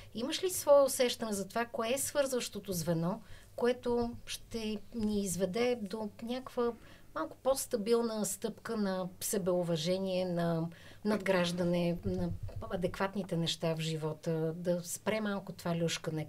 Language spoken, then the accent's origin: Bulgarian; Bulgaria; искам да съм доброто, което мога аз да надграждам като българин mm-hmm. и като българка.